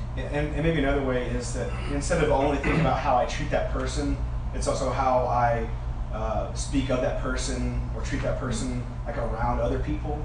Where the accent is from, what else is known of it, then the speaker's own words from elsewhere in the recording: Alabama, United States; because I'm from Alabama, but it's because I'm from the South